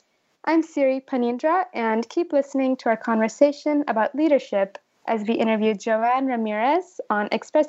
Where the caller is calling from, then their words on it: California, United States; I'm calling in from California.